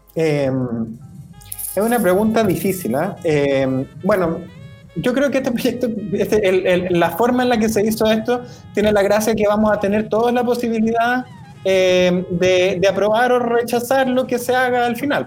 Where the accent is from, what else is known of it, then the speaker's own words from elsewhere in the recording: Chile; como chilenos